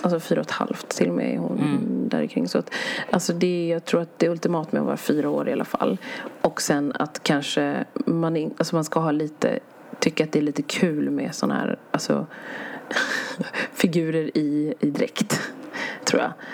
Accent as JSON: {"language": "Swedish", "country": "Sweden", "said": "vi kommer från Sverige"}